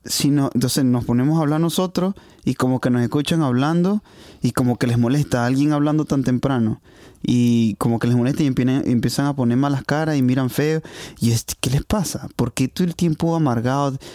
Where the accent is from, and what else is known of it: Venezuela; now in Hungary